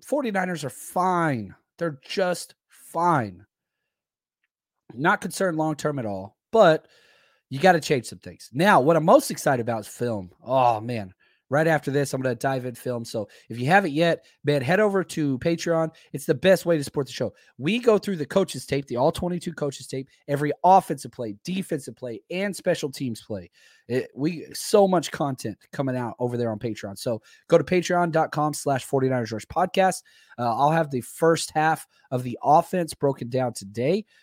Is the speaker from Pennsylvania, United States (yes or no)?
no; Dallas, Texas, United States; I'm from Dallas